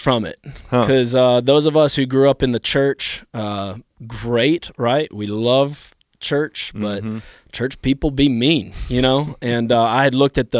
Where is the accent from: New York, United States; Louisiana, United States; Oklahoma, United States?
Louisiana, United States; New Orleans; born there; also born or lived in Carolinas; My parents moved from South Africa to America, and I was born in New Orleans, Louisiana, as my dad came here for seminary.